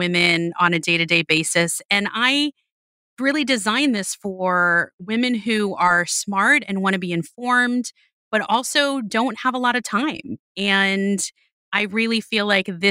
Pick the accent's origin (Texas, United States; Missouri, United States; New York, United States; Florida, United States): Florida, United States; Miami; moved away; I was born and raised in Miami